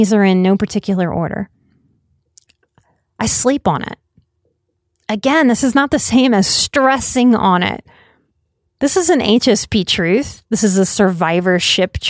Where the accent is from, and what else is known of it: United States